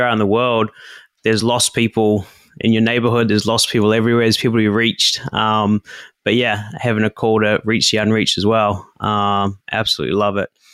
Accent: New Zealand; now in Japan; I grew up in New Zealand

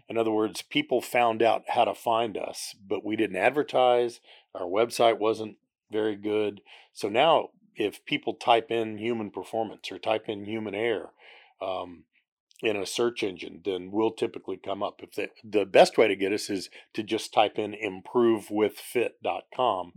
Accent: Houston, Texas, United States; also born or lived in Oklahoma / Concord; When I was very young, we moved to the Houston area, and as Houston grew, we just kept expanding out

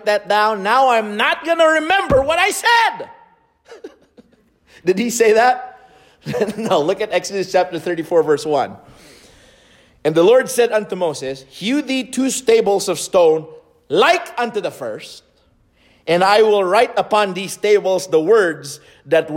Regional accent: Lipa, Calabarzon, Philippines; moved away; my hometown in Lipa City in the Philippines

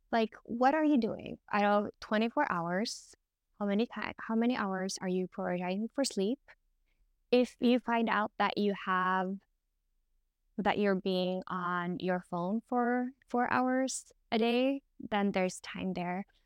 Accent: Norway; I'm from Norway

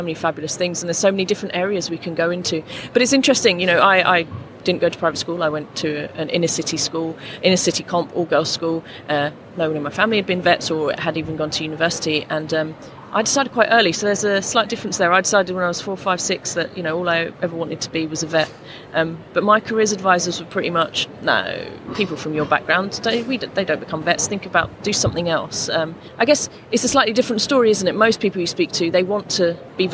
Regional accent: London, United Kingdom; I grew up in Lambeth in central London.

